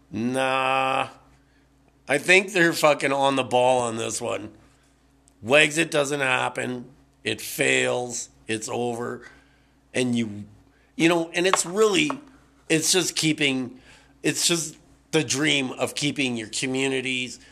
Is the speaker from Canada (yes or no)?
yes; Burnaby, British Columbia, Canada; born and raised in this country